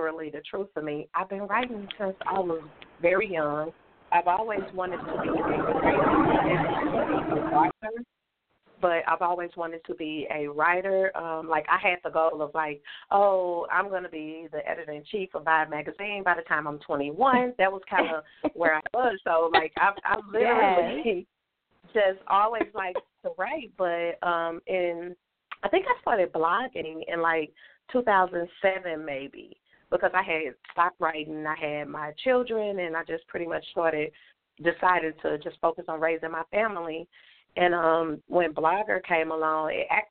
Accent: St. Louis, Missouri, United States; I am from St. Louis, Missouri

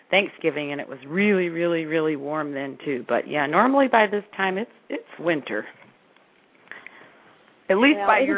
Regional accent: Gary, Indiana, United States; accent: Chicago; I'm just from Northwest Indiana, and um, you know we got Chicago

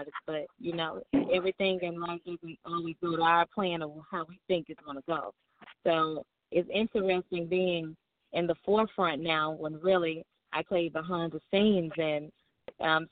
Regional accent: Memphis, Tennessee, United States; accent: southern; moved away as an adult; now in Los Angeles, United States; I'm calling all the way from Los Angeles, you know, but I'm born and raised in Memphis

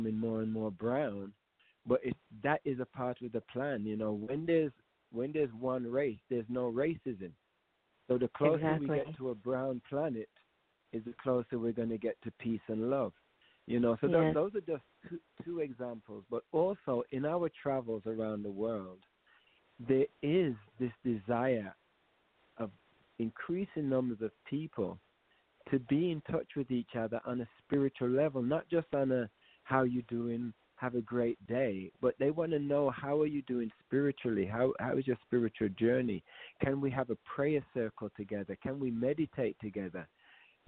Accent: United Kingdom; moved away; we're going to the UK also to do a festival in my hometown

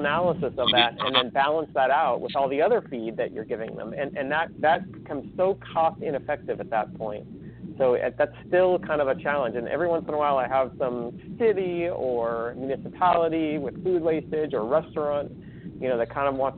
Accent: California, United States; I'm from California

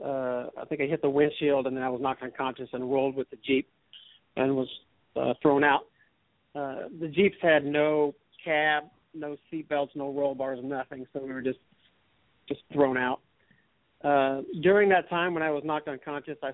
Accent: New Braunfels, Texas, United States; I grew up in New Braunfels and graduated from New Braunfels High School in 1981.

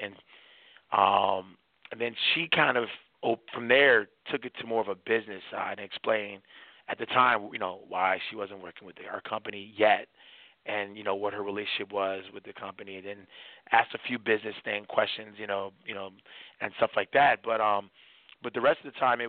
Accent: Washington, District of Columbia, United States; now in Miami, United States; I'm from Washington, D.C. area, where that type of stuff happens all the time

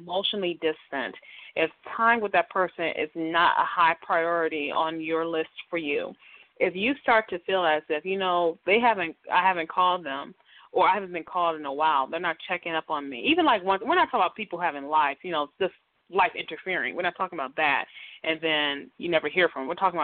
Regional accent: Detroit, Michigan, United States; growing up in Detroit, my house that we grew up in was like 100 years old

